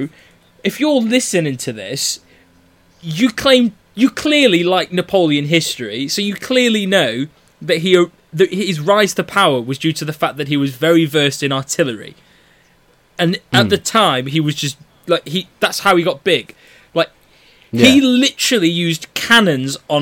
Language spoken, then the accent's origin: English; United Kingdom; I'm British